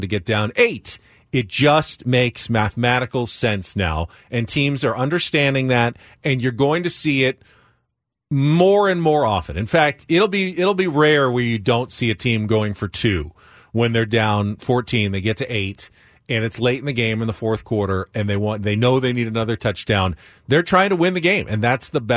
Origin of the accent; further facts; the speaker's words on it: San Diego, California, United States; I grew up in San Diego.